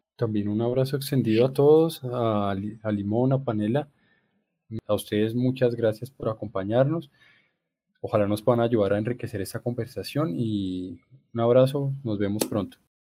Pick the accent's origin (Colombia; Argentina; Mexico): Colombia; como colombianos nos ha costado trabajo reconocernos